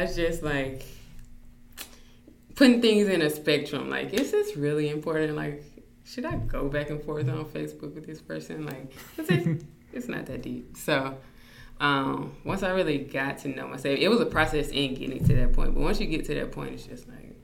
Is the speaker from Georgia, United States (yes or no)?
yes; Thomson, Georgia, United States; also born or lived in Leavenworth, Kansas / Alaska / Fort Benning, Georgia; we came to Thompson, which I call my hometown because that's where I was raised